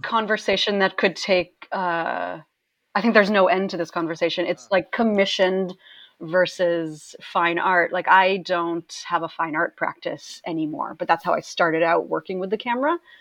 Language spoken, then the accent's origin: English; Maine, United States; now in New York City, United States; I grew up in Maine